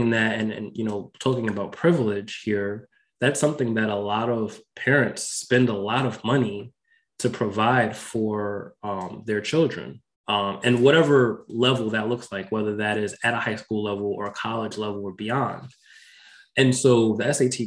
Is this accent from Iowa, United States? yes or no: no; Westchester County, New York, United States; I also grew up in New York, I grew up in Westchester County